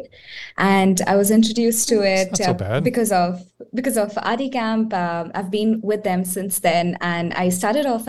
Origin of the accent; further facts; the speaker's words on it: Pune, Maharashtra, India; I'm from Pune, India.